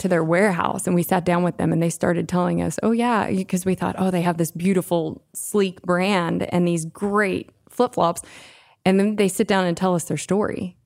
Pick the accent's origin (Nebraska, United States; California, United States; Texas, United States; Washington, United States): Texas, United States; Austin; I'm from Austin